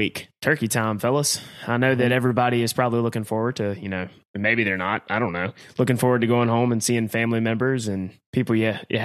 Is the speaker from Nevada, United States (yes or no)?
no; Roanoke Rapids, North Carolina, United States; moved away as an adult; now in Raleigh, United States; I have to make 2 different trips into my hometown to see the family